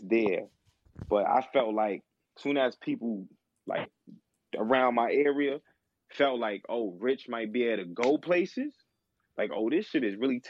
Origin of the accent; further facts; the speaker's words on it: New York City, New York, United States; I'm from the Bronx